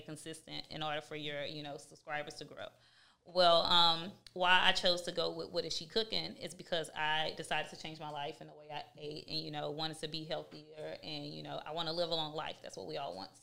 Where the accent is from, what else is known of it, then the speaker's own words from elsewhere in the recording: Houston, Texas, United States; I'm from Houston, Texas.